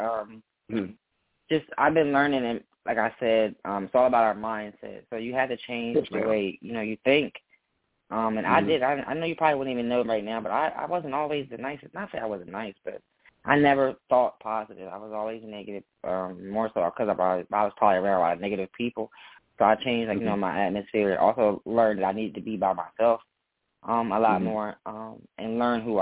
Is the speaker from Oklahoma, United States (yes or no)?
no; Maryland, United States; I'm from Maryland